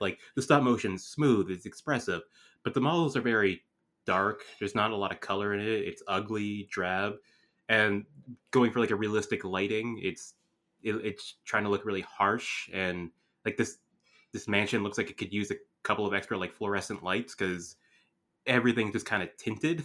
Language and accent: English; Canada; growing up in Canada